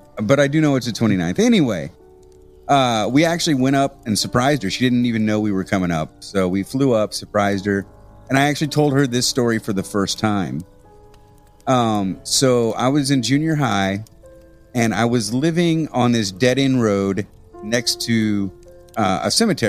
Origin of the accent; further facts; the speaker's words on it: Midwest, United States; growing up in the Midwest, you're a Catholic usually.